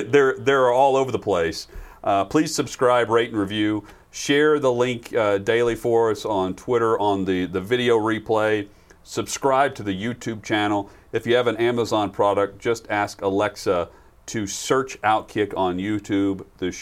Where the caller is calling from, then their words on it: Nashville, Tennessee, United States; makes me feel a little closer to my hometown of Nashville.